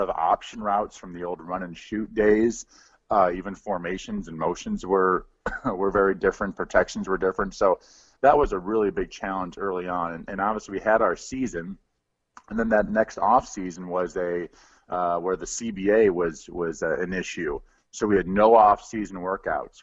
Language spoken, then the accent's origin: English; Midwest, United States; I grew up in the Midwest